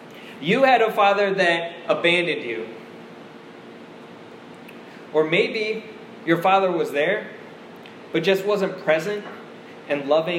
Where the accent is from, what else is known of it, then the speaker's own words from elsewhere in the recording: Washington, District of Columbia, United States; also born or lived in South Korea; I was born in South Korea, and when I was 2 years old, once again, when I was 2, I got on a plane and flew over to the United States to Washington, D.C.